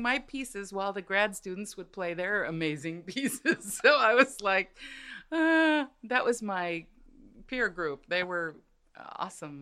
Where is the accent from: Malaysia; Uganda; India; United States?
United States; I'm first generation American